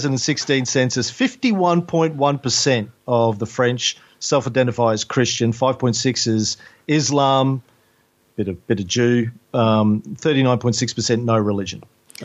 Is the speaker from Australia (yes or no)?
yes; Australia; as somebody born and raised in Australia